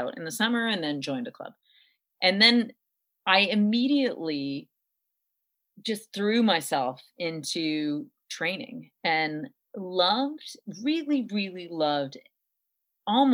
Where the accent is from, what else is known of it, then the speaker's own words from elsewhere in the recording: Montreal, Quebec, Canada; I grew up in Montreal